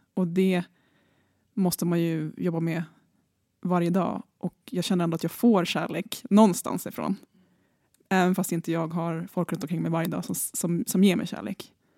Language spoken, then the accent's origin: Swedish; Nacka, Stockholm County, Sweden; Så jag kommer från Nacka, så jag är från Björknäs.